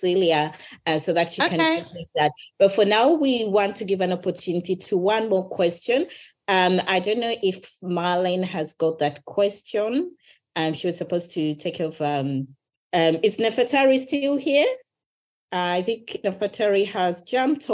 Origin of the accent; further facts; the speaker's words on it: Uganda; I was raised in Uganda